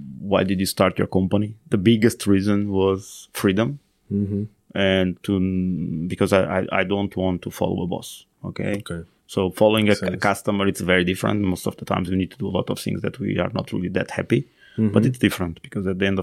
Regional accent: Portugal; moved away as an adult; also born or lived in Finland; So I came back to Portugal

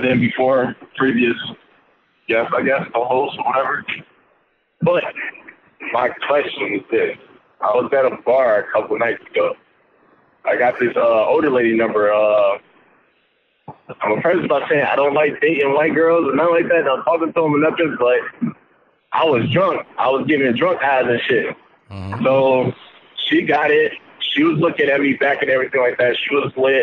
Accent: Detroit, Michigan, United States; I'm from Detroit still. From Detroit

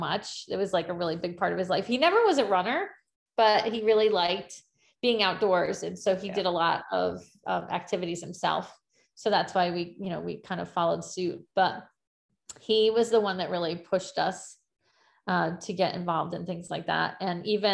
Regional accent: Greenwich, Connecticut, United States; I grew up here I'm in Connecticut in the United States, and I grew up in Greenwich specifically

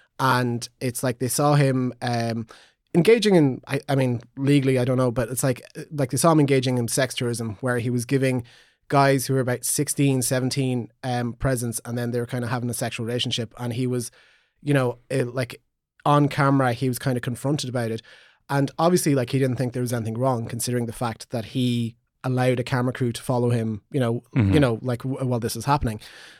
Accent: Magheraroarty, County Donegal, Ireland; I really should have known that considering I come from Maharorti.

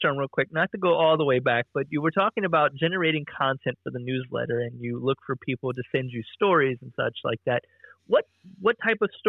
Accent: Columbus, Ohio, United States; I love Columbus. It's my hometown

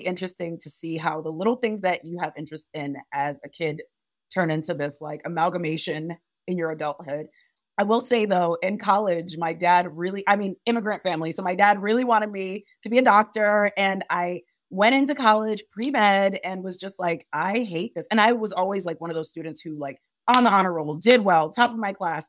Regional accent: Providence, Rhode Island, United States; also born or lived in Monrovia, Liberia; I grew up in Providence, Rhode Island

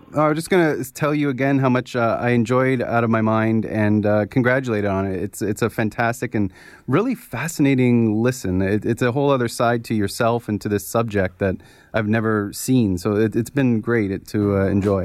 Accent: Canada; as a Canadian

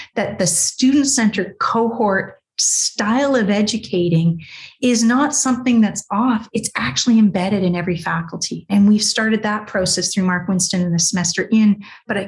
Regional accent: Canada; I'm Canadian

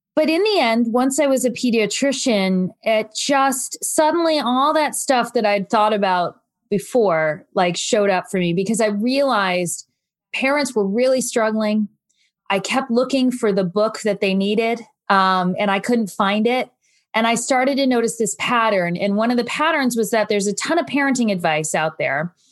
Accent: New Jersey, United States; I'm from New Jersey, and I had deep family roots there

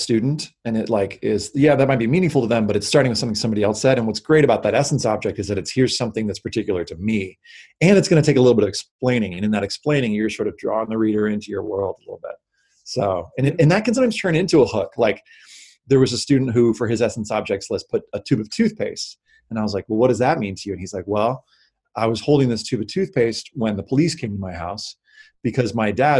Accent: the South, United States; I was raised in the South

